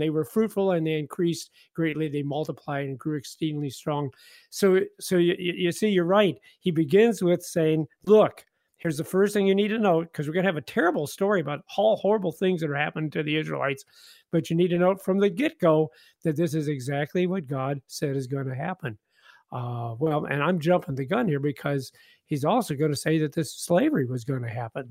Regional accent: Independence, Missouri, United States; moved away; I grew up in Independence, Missouri, so it's way too cold.

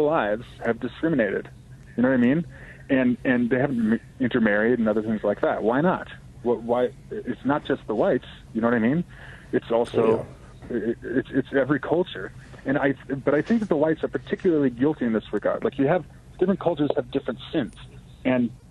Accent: Racine, Wisconsin, United States; I grew up in Racine, Wisconsin, an old industrial Midwest town in Lake Michigan between Chicago and Milwaukee.

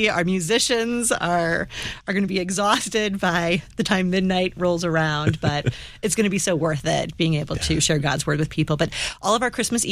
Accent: St. Louis, Missouri, United States; we're from South County in St. Louis

